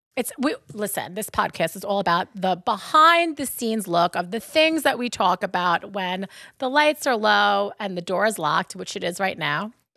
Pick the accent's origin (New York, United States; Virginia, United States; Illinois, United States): New York, United States; Long Island; accent: Long Island; That's my Long Island accent. We say penne vaca